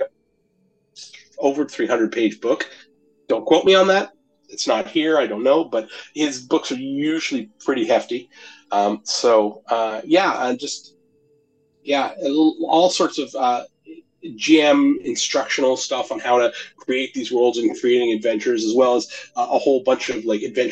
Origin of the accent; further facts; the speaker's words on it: Canada; I'm from Canada